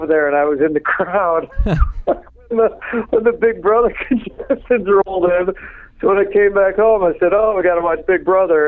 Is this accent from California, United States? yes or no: no; Chicago, Illinois, United States; I'm from Chicago